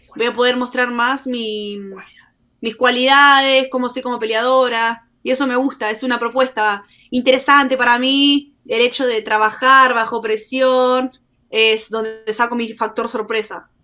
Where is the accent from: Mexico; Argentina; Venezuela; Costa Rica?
Argentina; soy la argentina número dos y soy la primera en firmar desde Argentina